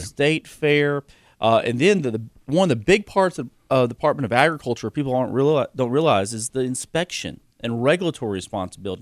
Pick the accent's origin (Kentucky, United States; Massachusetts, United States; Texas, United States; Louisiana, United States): Kentucky, United States; Georgetown; We have a company in Georgetown, my hometown